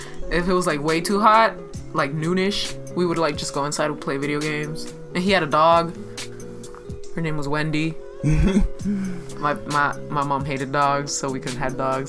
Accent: Oakland, California, United States; also born or lived in Madera; I was a city girl. Like, I grew up in Oakland.

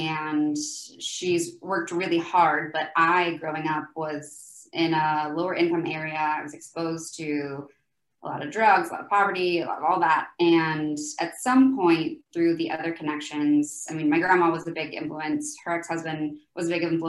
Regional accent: Oklahoma, United States; moved away as an adult; also born or lived in Salt Lake City / Dallas; now in Florida, United States; I'm from Oklahoma, grew up there most of my life and then lived there until I was about 25

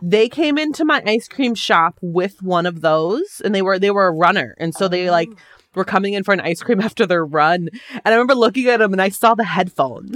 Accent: Wisconsin, United States; I grew up in Wisconsin

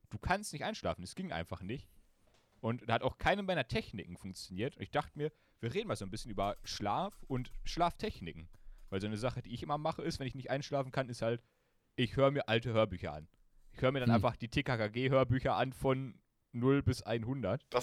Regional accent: Germany; wir sind Deutsche

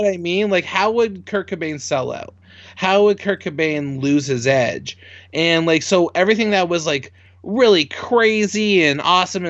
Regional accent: Canada; I'm a Canadian

